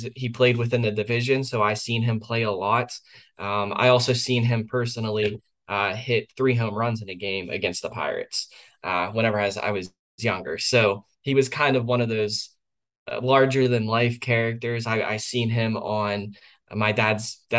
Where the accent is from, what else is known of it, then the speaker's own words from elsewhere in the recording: Western Pennsylvania, United States; I was born in Western Pennsylvania